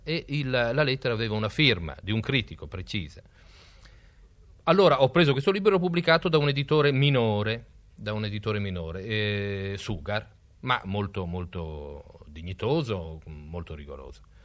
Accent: Emilia-Romagna, Italy; in Emilia, nella mia terra

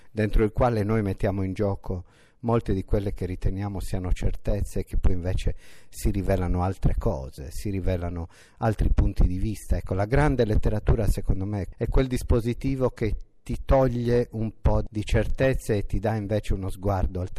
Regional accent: Nuoro, Sardinia, Italy; moved away as an adult; now in Bologna, Italy; mi sono laureato a Bologna, ho cominciato a lavorare lì, mi sono sposato, i miei figli sono nati a Bologna, però ho un rapporto estremamente costante con l'isola.

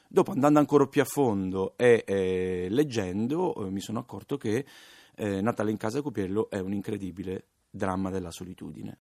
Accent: Palermo, Sicily, Italy; Sono palermitano

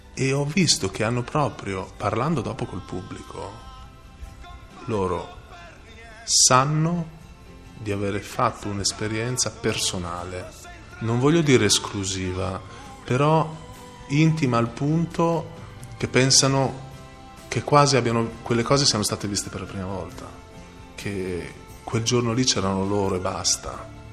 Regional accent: Emilia-Romagna, Italy; moved away as an adult; also born or lived in United States; io da romagnolo

